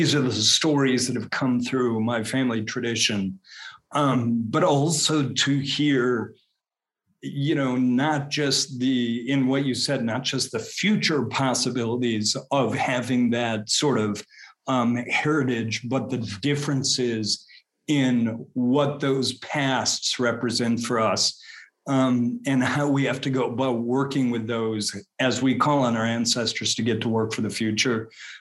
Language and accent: English; eastern prairies of Colorado, United States; moved away as an adult; also born or lived in Detroit area, Michigan; now in the South, United States; Originally from Detroit area. And grew up kind of in the eastern prairies of Colorado